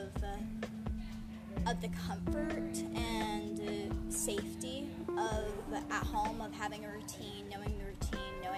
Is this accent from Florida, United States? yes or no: no; Westfield, Indiana, United States; I'm from Westfield, Indiana, one of the flyover states